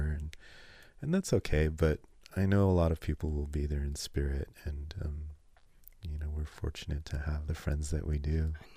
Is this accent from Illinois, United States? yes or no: no; California, United States; growing up in California